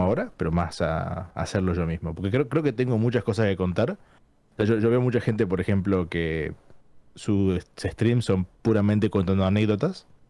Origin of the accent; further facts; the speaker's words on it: San Miguel de Tucumán, Tucumán, Argentina; moved away as an adult; now in London, United Kingdom; vivo en Londres, pero soy de Argentina, de Tucumán